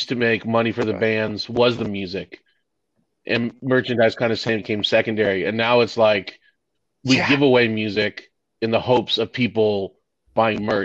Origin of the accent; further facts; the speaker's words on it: California, United States; moved away; I grew up in California